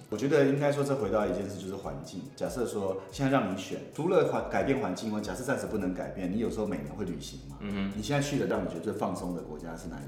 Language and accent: Chinese; Taiwan; 我们在这环境下长大